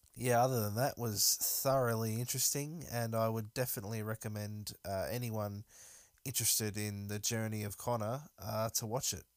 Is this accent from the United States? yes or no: no; Melbourne, Victoria, Australia; I'm obviously from Melbourne